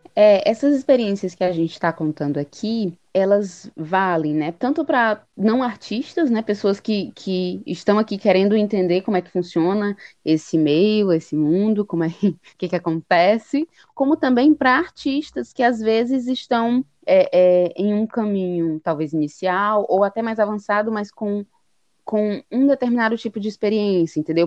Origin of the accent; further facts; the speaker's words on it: Fortaleza, Ceará, Brazil; a gente é de Fortaleza, Ceará